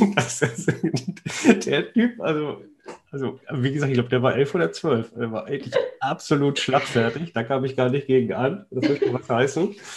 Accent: Heikendorf, Schleswig-Holstein, Germany; mein Heimatort, wo, wo ich herkomme und aufgewachsen bin, Heikendorf zwischen Kiel und Laboe

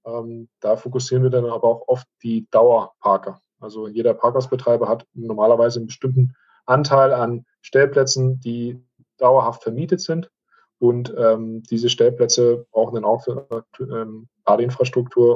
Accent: Esslingen am Neckar, Baden-Württemberg, Germany; stamme gebürtig aus Essling am Neckar, 16 Kilometer von der Stadt Stuttgart entfernt

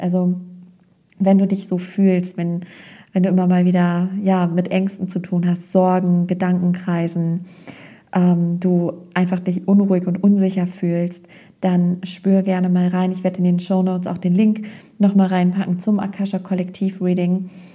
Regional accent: Germany; also born or lived in North Rhine-Westphalia; ich bin zwar in Nordrhein-Westfalen geboren, war da aber nur ein paar Monate und bin dann hier aufgewachsen in der Nähe von Bremen und habe mein Leben lang hier verbracht

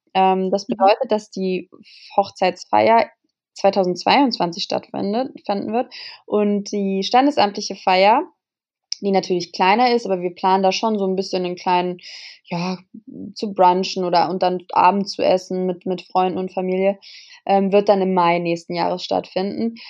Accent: Kassel, Hesse, Germany; moved away; in Kassel, also es ist in meiner, in meiner Heimat.

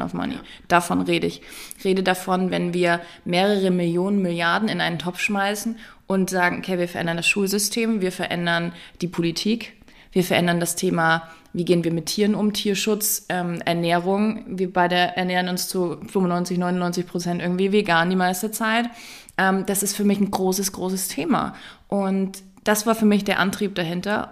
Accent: East Germany, Germany; Ich bin ein DDR-Ostkind

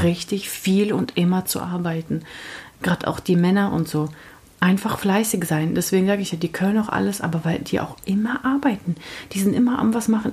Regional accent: Kazakhstan; now in Germany; aus Kasachstan und Russisch

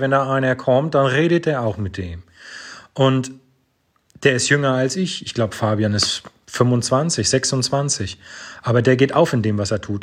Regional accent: Northern Germany, Germany; an so Wörtern wie wir schnacken, erkennst du schon, ich komme aus dem Norden Deutschlands

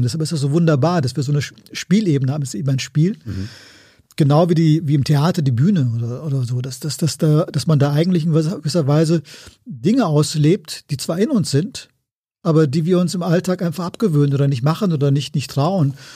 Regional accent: Siegen, North Rhine-Westphalia, Germany; moved away; also born or lived in Cologne; ich bin ja aufgewachsen in Siegen

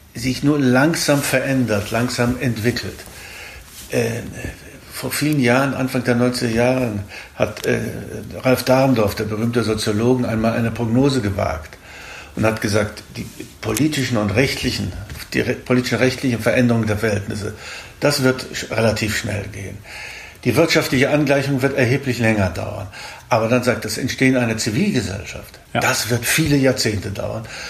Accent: Thuringia, Germany; moved away as an adult; also born or lived in Wrocław (Breslau), Poland / Berlin; Ich bin in Breslau geboren, äh, der damaligen Hauptstadt Schlesiens, und durch die Vertreibung sind wir in Thüringen gelandet

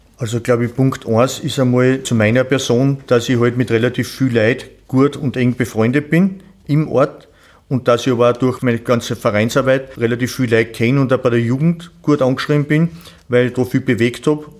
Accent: Sölztal, Styria, Austria; Ich bin geboren in Selstal, bin zur Schule in Selstal und in Atmung gegangen

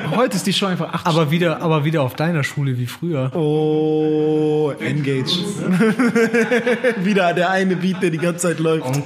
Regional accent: Hamburg, Germany; now in Berlin, Germany; als ich damals nach Berlin gezogen bin, ich komme ja auch aus Hamburg, als ich nach Berlin gezogen bin

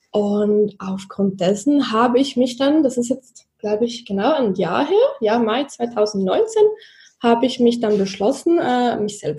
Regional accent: Zurich, Switzerland; ich komme aus Zürich, aus der Schweiz. Vielleicht hört ihr das an meinem Dialekt ganz wenig.

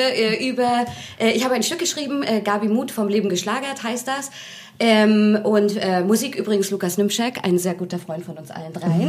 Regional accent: Hagenow, Mecklenburg-Vorpommern, Germany; moved away as an adult; now in Hamburg, Germany; ich bin in Hagenow geboren

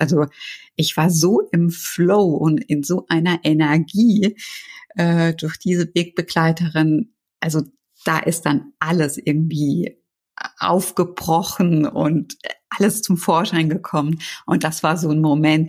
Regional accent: Germany; Deutschland ist ja doch meine Heimat

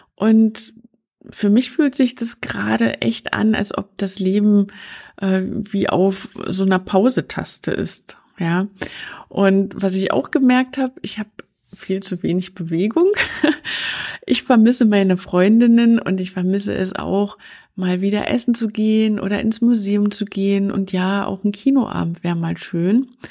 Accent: East Germany, Germany; ich bin ein Kind der DDR

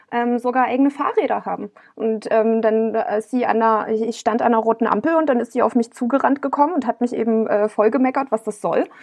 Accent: East Germany, Germany; als Ossi ist es dann immer noch so ständig eben nur als Jammer-Ossi dazustehen und, und nicht als ähm, Vertreterin legitimer Interessen eines ja schon sehr großen Landstrichs

